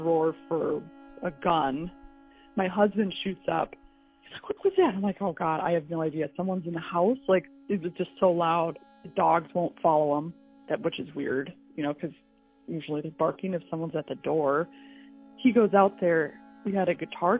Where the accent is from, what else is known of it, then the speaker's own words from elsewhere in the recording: Minneapolis, Minnesota, United States; now in Austin, United States; I'm from Minneapolis originally